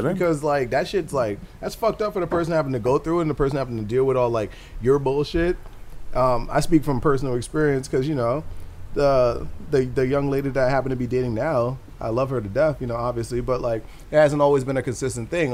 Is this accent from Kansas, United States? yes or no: no; New Jersey, United States; I grew up in North Jersey